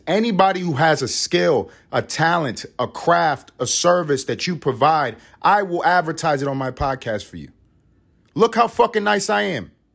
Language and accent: English; United States; we are American